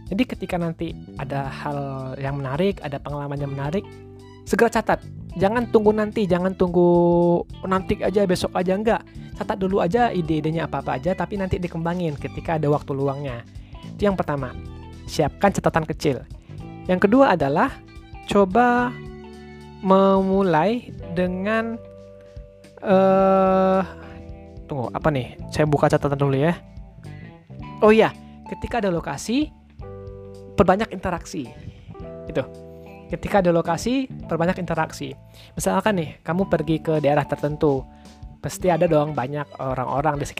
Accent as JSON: {"language": "Indonesian", "region": "Riau", "country": "Indonesia", "said": "Saya mengambil Bang Yazid ya, karena kami sama-sama dari Riau. Saya dari SMA Plus Provinsi Riau, Bang Yazid ini dari SMA 8 Pekanbaru."}